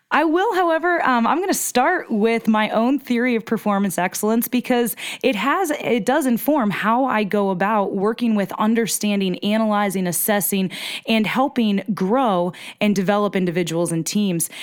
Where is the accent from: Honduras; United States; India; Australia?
United States; small town in northeastern Pennsylvania; moved away; I'm from Pennsylvania, so I'm from the Keystone State, from a small town in northeastern P